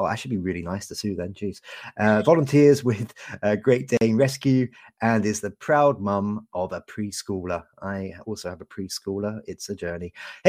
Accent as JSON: {"language": "English", "country": "Canada", "said": "I'm also a Canadian, despite my city accent."}